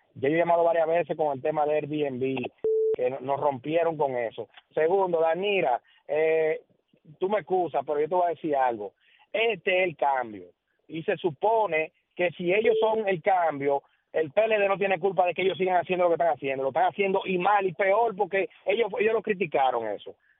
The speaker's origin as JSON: {"language": "Spanish", "country": "Dominican Republic", "also_born_or_lived": "The Bronx, New York", "moved": "yes", "lives_now": "New York, United States", "said": "nuestro país"}